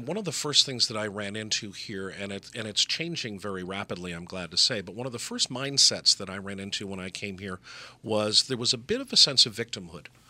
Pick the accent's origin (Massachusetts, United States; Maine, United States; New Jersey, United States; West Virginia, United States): Massachusetts, United States; Gloucester; moved away as an adult; I was born in Gloucester, Massachusetts, and I uh, left for about 30 years and came back